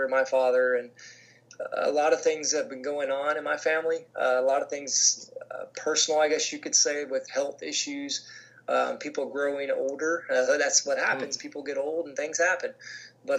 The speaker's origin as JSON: {"language": "English", "town": "Chicago", "region": "Illinois", "country": "United States", "tie": "born or raised there", "moved": "yes", "lives_now": "Florida, United States", "said": "being back in what I consider my hometown"}